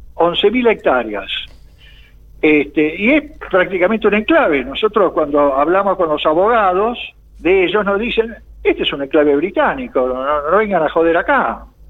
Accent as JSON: {"language": "Spanish", "country": "Argentina", "said": "como argentinos"}